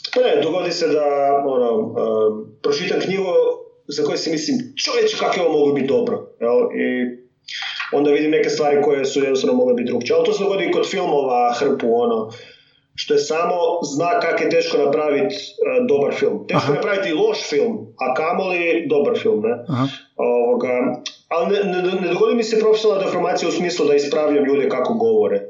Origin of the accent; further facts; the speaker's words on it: Međimurje County, Croatia; accent: Kajkavian; first language Kajkavian; also born or lived in Germany; onda smo se vratili u Međimurje